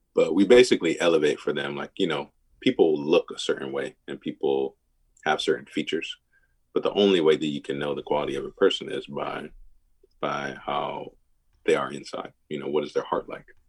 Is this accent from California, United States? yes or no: no; Milwaukee, Wisconsin, United States; I, grew up in like I said the private schools in Milwaukee